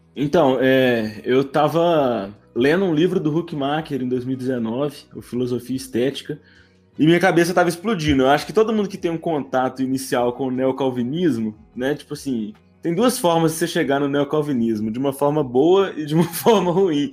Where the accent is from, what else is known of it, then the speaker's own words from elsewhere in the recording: Belo Horizonte, Minas Gerais, Brazil; Sou de Belo Horizonte, cresci aqui